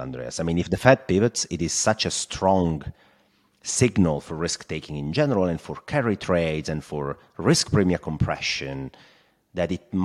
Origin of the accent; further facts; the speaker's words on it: Italy; accent: Italian; English is a second language; my Italian accent